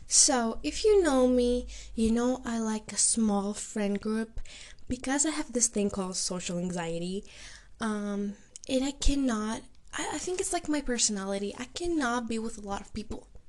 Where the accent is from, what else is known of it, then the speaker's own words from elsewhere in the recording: Greece; I'm from Greece, which is something unusual for them